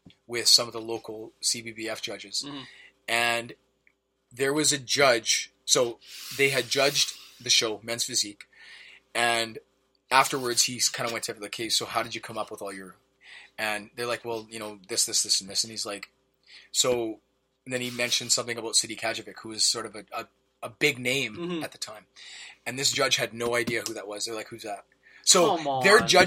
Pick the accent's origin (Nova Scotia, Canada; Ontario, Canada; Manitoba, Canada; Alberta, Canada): Manitoba, Canada; as a Canadian, I was the only pro in Manitoba